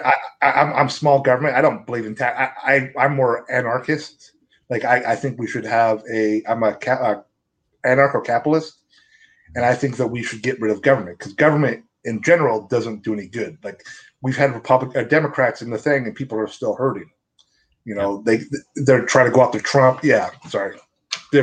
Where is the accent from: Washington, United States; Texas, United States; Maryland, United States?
Washington, United States; I come from my hometown. It has the biggest mobile home parks in the state of Washington